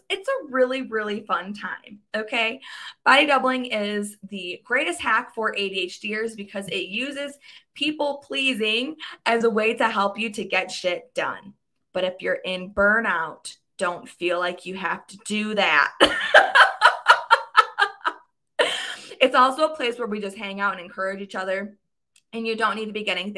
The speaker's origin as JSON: {"language": "English", "region": "Michigan", "country": "United States", "tie": "born or raised there", "said": "I grew up in Michigan"}